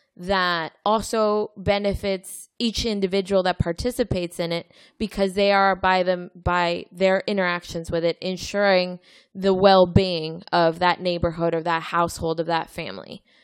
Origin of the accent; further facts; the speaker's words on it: Mexico; moved away; I grew up in Mexico